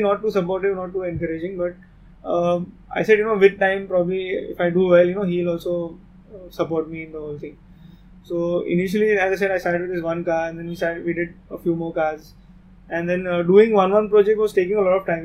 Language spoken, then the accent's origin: English; Mumbai, Maharashtra, India; we are from Bombay